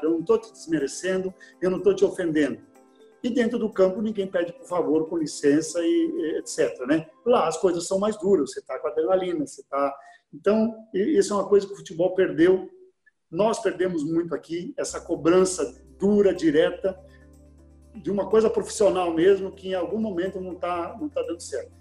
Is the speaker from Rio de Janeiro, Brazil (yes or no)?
no; Erechim, Rio Grande do Sul, Brazil; moved away; lá na minha cidade, Erechim